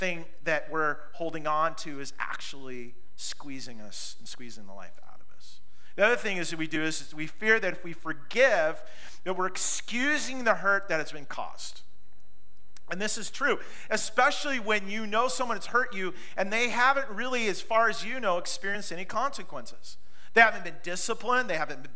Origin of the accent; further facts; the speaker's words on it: Pacific Northwest, United States; Growing up in the Pacific Northwest, if you're with me on this, we've all had the good fight to eliminate blackberries